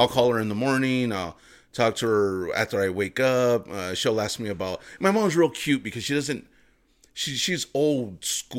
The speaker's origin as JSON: {"language": "English", "town": "Los Angeles", "region": "California", "country": "United States", "tie": "born or raised there", "said": "born and bred in LA."}